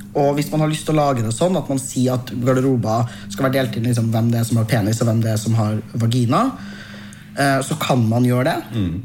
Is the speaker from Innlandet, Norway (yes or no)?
no; Trøndelag, Norway; min identitet som trønder. Den er annerledes nå enn da jeg var fem